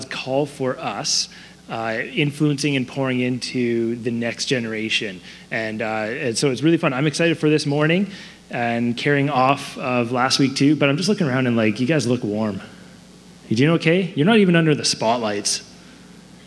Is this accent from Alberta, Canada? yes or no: no; Surrey, British Columbia, Canada; I grew up in Surrey. My wife and I, we grew up in Surrey